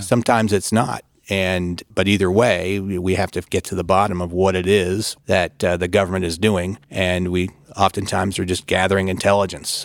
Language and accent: English; Michigan, United States; moved away as an adult; now in Washington, D.C., United States; worked for my hometown congressman, a fellow by the name of Fred Upton of Michigan